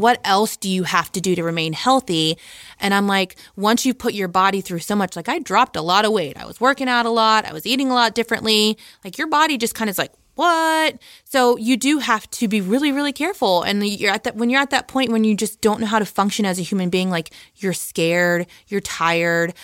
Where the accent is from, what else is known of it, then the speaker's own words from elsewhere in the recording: Midwest, United States; also born or lived in Ohio; I'm from the Midwest